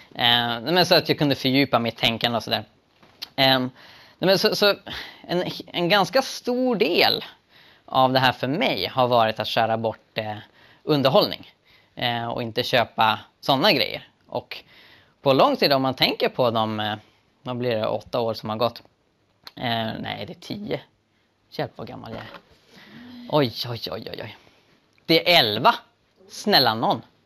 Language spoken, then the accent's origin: Swedish; Sweden; den levnadsstandard vi har i Sverige